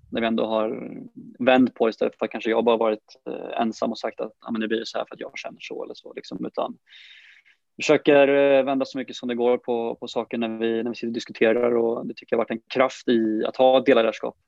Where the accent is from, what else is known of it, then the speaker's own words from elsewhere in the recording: Brålanda, Västra Götaland, Sweden; moved away as an adult; now in Sandviken, Sweden; familjen hemma i, hemma i Brålanda